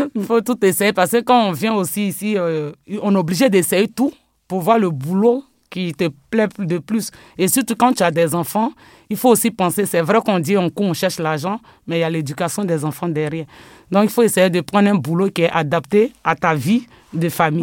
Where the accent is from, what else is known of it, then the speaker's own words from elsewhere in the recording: Côte d’Ivoire; now in France; je suis né d'abord en Côte d'Ivoire. Euh, j'ai grandi là-bas parce que je suis arrivé en France en 2000